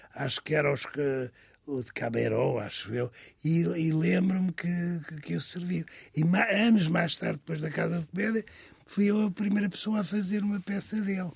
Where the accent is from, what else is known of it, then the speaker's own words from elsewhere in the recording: Vila Nova de São Bento, Alentejo, Portugal; Eu nasci em Aldeia Nova de São Bento, que hoje é Vila Nova de São Bento